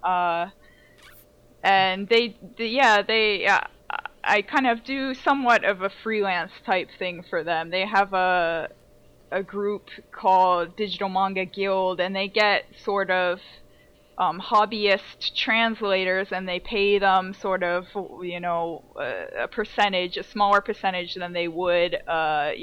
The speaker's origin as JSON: {"language": "English", "country": "United States", "also_born_or_lived": "Massachusetts", "moved": "as an adult", "lives_now": "Australia", "said": "an American living in Australia, which makes me an Australian to you guys, but to them here, I'm still an American"}